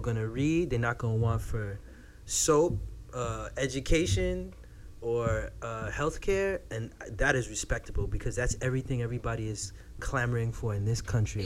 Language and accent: English; Florida, United States; I'm from Florida